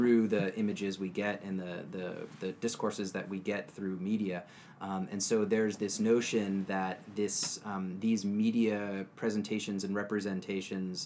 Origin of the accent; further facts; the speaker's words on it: Louisiana, United States; I'm from Louisiana